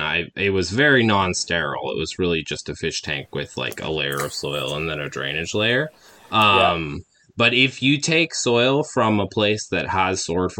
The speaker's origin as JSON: {"language": "English", "town": "Calistoga", "region": "California", "country": "United States", "tie": "born there", "said": "I was born actually out in Calistoga, so we lived there for the first couple of years of my life and then moved out here"}